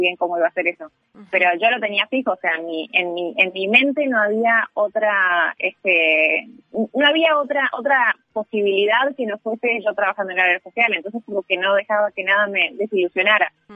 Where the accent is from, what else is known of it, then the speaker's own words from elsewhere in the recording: Uruguay; moved away as an adult; now in Singapore; yo cuando crecí acá en Uruguay